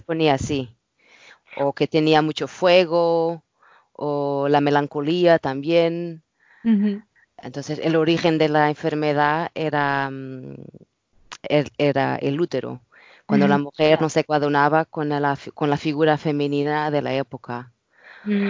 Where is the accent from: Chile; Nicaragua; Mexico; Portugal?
Portugal; Spanish is a second language; moved away as an adult; now in London, United Kingdom; Sí, soy portuguesa, estuve viviendo acá en Londres, viviendo hace muchos años